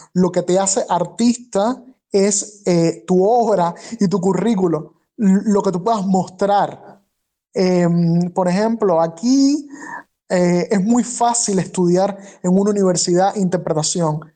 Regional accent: Cuba; moved away as an adult; Yo salí de Cuba

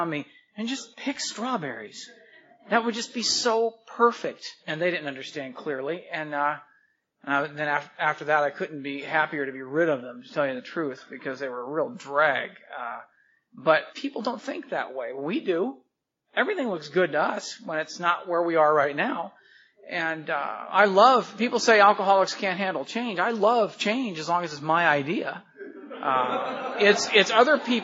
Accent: Anaheim, California, United States; also born or lived in Encino, California / San Fernando Valley, California; now in Burbank, United States; I was born in the San Fernando Valley in California, and grew up in Encino, California for a while. Then we fled political persecution and moved to Orange County, and I spent my formative years in Anaheim, California

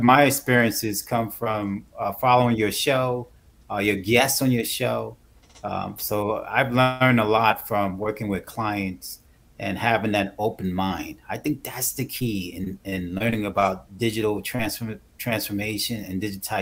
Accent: Hoboken, New Jersey, United States; also born or lived in Charlotte, North Carolina; I started my life in Hoboken, New Jersey, Andrew. So I'm born and raised in Hoboken

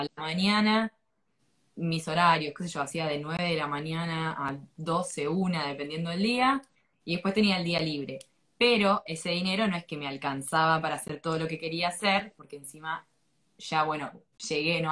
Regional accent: Argentina; moved away as an adult; also born or lived in Thailand; me fui a los 22 años de Argentina

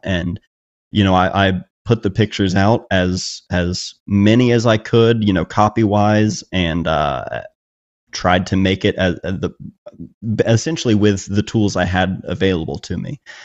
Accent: Chillicothe, Ohio, United States; my hometown in a way and, and showing that it is a small town

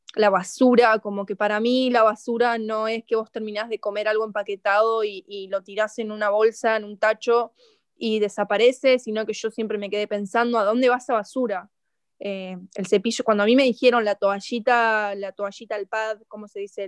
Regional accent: Argentina; siendo argentina

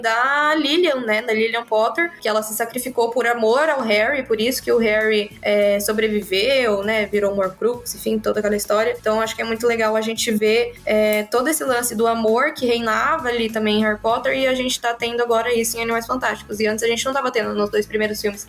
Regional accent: Brazil; nós que somos brasileiros

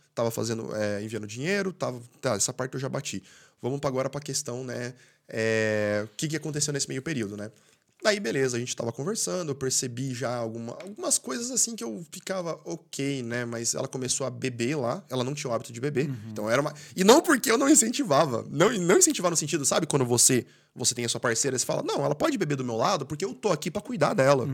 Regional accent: Brazil; first language Portuguese; moved away as an adult; now in Ireland; quando eu saí do Brasil

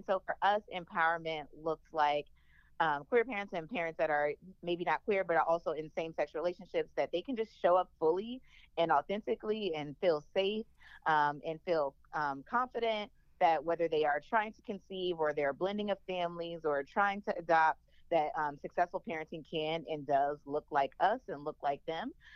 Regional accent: New Orleans, Louisiana, United States; I'm from New Orleans

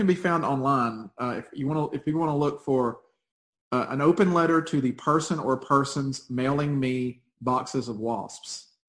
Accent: Coleman, Alabama, United States; moved away as an adult; also born or lived in Huntsville, Alabama; Yeah, I grew up down in Coleman.

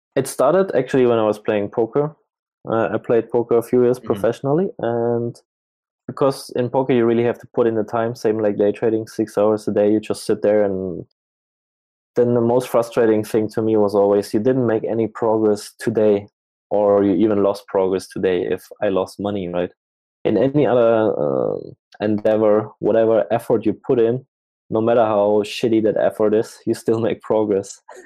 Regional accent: Germany; moved away as an adult; also born or lived in Asia; I'm from Germany

